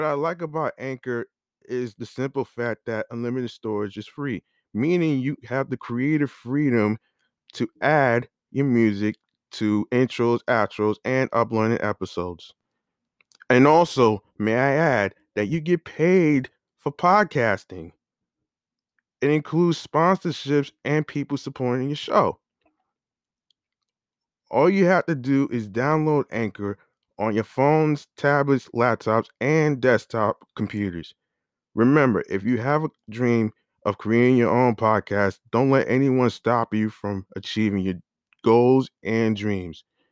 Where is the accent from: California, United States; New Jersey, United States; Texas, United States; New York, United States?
New York, United States; New York City; I was born and raised in Laurelton, which is an area in Southeast Queens